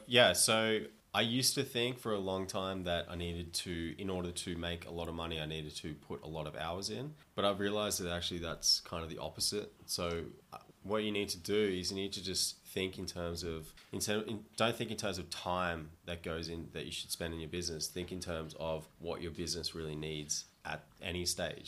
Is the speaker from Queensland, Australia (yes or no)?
yes; Gold Coast, Queensland, Australia; moved away as an adult; also born or lived in Toronto, Canada; now in Thailand; I grew up on the Gold Coast in Australia, where it's sunny most of the time